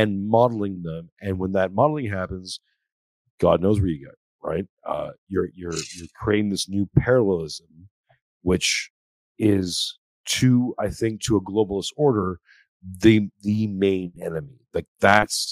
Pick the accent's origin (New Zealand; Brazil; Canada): Canada; now in Australia; I'm a Canadian who's living in Australia